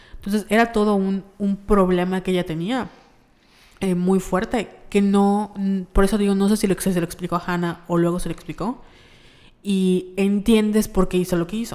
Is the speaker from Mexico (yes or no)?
yes; Yucatán, Mexico; accent: Yucatecan; nuestro acento yucateco